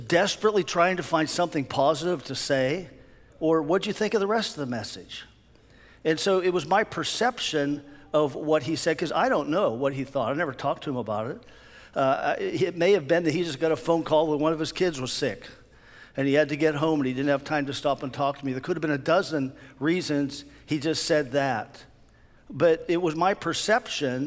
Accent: near Pittsburgh, Pennsylvania, United States; I grew up near Pittsburgh

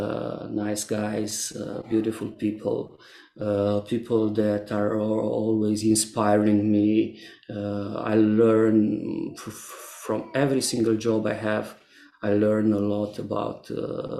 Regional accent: Transylvania, Romania; also born or lived in Cluj-Napoca / Timișoara; my hometown in the middle of Transylvania

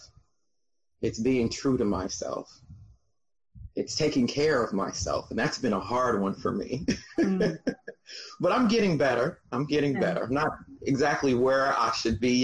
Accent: Atlanta, Georgia, United States; moved away as an adult; now in Melbourne, Florida, United States; I'm from Atlanta, Georgia. Been there since

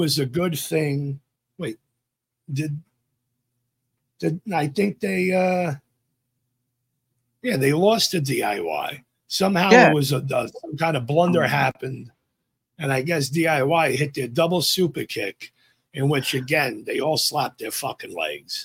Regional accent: New York, United States; accent: NY; my NY accent

